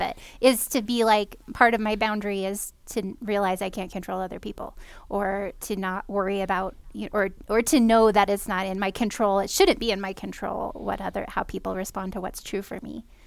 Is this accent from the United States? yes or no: yes; California, United States; moved away; I am from California originally